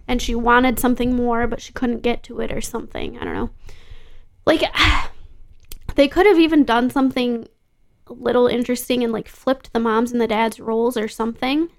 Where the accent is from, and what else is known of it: Grand Rapids, Michigan, United States; born or raised there